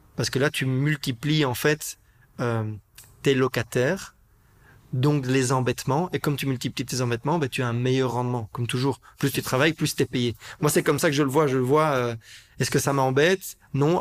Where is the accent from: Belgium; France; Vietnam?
Belgium; Brussels, Brussels-Capital Region; je suis un Bruxellois, j'ai grandi à Bruxelles